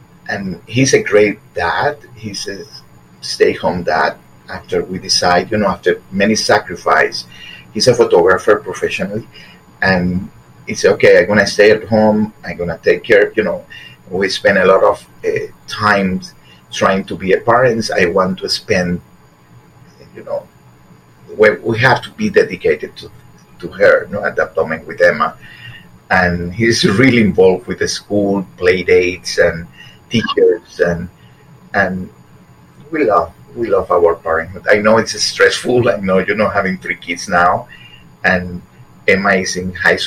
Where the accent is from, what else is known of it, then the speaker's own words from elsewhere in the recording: Havana, Cuba; moved away; also born or lived in Guantanamo, Cuba / Miami, United States; We moved from Guantanamo to Havana